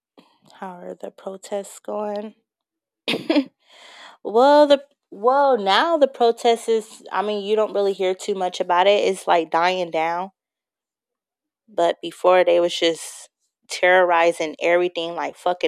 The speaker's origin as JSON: {"language": "English", "area": "Bay Area", "region": "California", "country": "United States", "said": "I am from California. I'm from the Bay Area"}